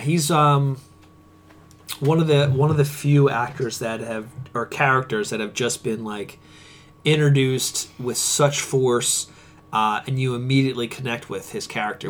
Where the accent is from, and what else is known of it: Conshohocken, Pennsylvania, United States